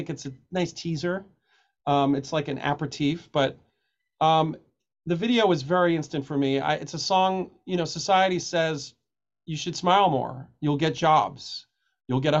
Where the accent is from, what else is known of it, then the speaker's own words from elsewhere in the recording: New York City, New York, United States; I grew up in Coney Island